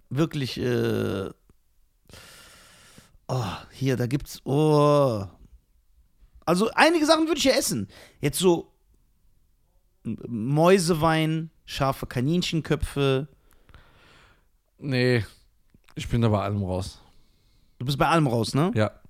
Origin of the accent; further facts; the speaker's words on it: Iran; Ja, ich bin doch Iraner.